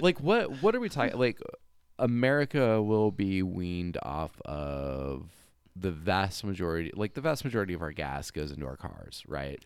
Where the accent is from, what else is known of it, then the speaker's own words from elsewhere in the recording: California, United States; I grew up in California